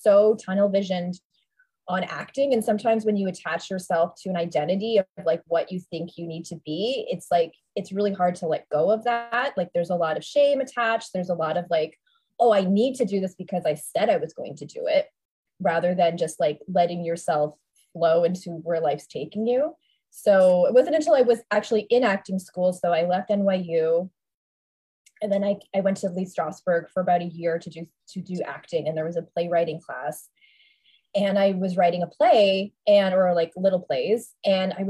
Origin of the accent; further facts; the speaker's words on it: Toronto, Ontario, Canada; moved away; also born or lived in New York; So I'm from Toronto originally.